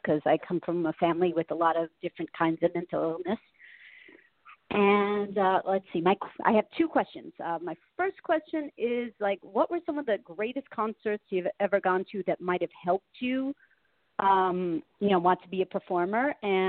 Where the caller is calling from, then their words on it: Long Island, New York, United States; I'm calling from Long Island.